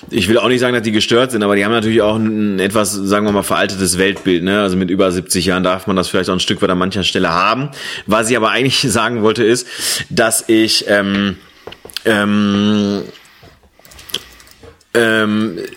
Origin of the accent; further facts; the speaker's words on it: Bochum, North Rhine-Westphalia, Germany; Ja, weil ich sag mal so, vielleicht in Bochum. Ja, in meiner Heimatstadt.